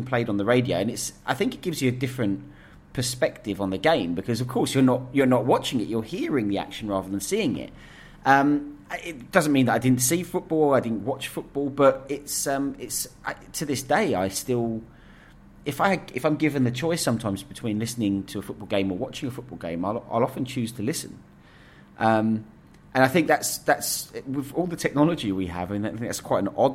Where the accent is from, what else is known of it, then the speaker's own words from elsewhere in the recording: Essex, East of England, United Kingdom; we grew up in Essex